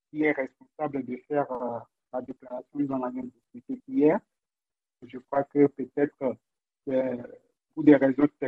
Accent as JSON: {"language": "French", "country": "Togo", "said": "je suis togolais"}